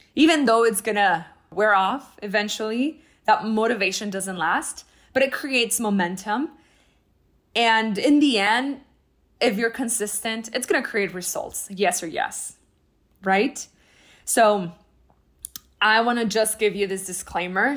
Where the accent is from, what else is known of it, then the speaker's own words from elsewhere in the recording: El Paso, Texas, United States; moved away; I was in my hometown in El Paso, Texas